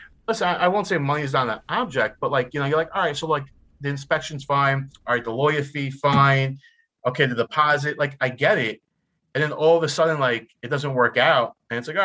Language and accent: English; New York City, New York, United States; also born or lived in Rhode Island; I am from Staten Island, New York. I am 37 years old, born and raised in New York City. I lived here my entire life